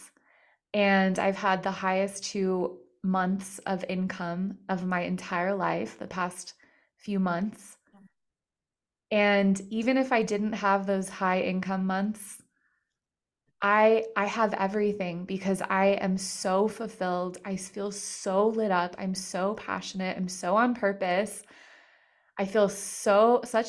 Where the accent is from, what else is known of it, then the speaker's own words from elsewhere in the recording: Colorado, United States; I'm from Colorado